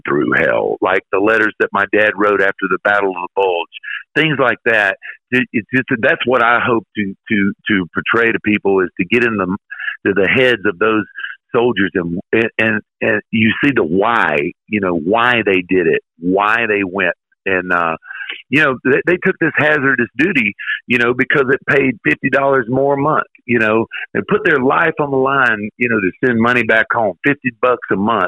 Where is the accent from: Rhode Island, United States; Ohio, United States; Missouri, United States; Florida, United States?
Florida, United States; moved away; when I moved back to Florida, my home state